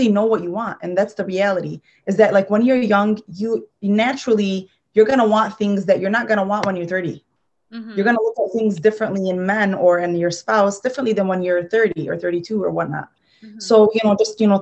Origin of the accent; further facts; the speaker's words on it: Dearborn, Michigan, United States; I come from Dearborn.